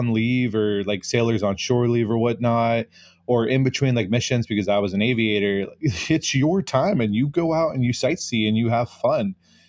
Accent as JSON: {"language": "English", "region": "California", "country": "United States", "moved": "as an adult", "said": "I'm being from California"}